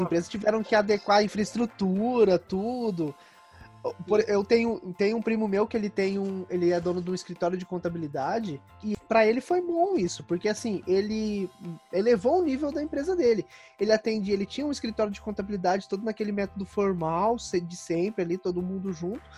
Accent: Campinas, São Paulo, Brazil; Como eu sou aqui de Campinas

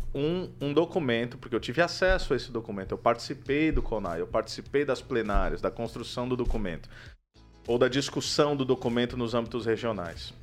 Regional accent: Campo Mourão, Paraná, Brazil; Eu sou lá de Campo Mourão

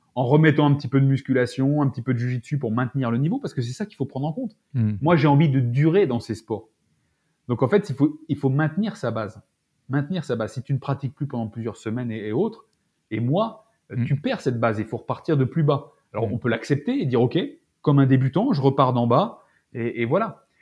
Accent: France; en tant que Français

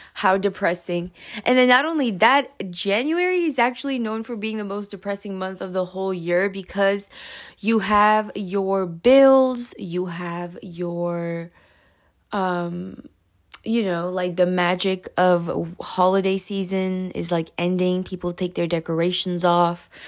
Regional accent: Pakistan; moved away; I'm from Pakistan, right? So, I remember in Pakistan, um, when I was, like, you know, four, five, six years old

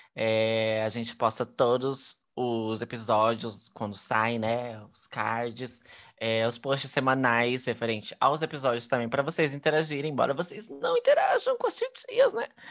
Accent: Brazil; eu sou brasileira

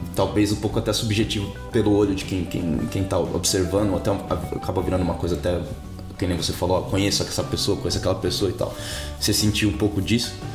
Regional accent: São Paulo, Brazil; also born or lived in Rio de Janeiro, Brazil; now in Auckland, New Zealand; Eu sou de São Paulo, você deve ter percebido pelo meu sotaque.

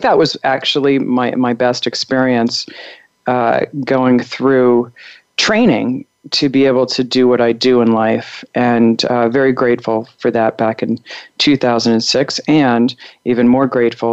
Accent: Long Island, New York, United States; moved away as an adult; also born or lived in Chicago, Illinois; now in Colorado, United States; I was born in Chicago and raised in Long Island, New York, and was there until I was, you know, right before college.

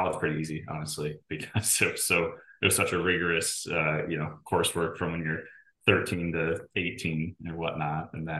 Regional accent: Geneva, Illinois, United States; also born or lived in Des Moines; Geneva, Illinois. So about 45 minutes west of Chicago, downtown Chicago. Lived there, went to school in Iowa at Drake in Des Moines, and then moved down here in 2016 for a job.

